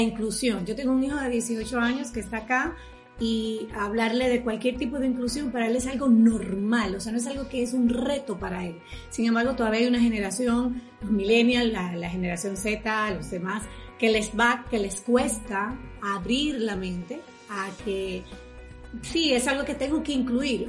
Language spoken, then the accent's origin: Spanish; Dominican Republic; yo soy dominicana.